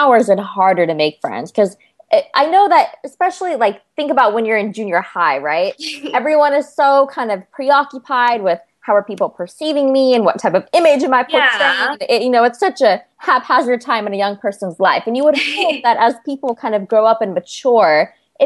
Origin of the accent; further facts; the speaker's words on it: California, United States; also born or lived in Chicago, Illinois; I moved here when I was very young, and this is really all I've known